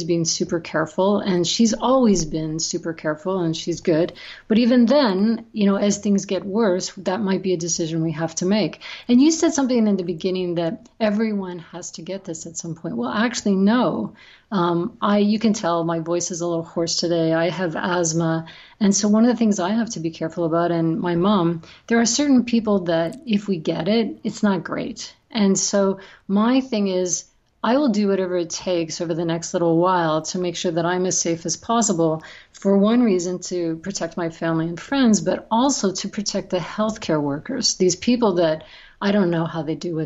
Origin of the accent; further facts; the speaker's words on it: Mississauga, Ontario, Canada; lives at home in the house that I grew up in Mississauga.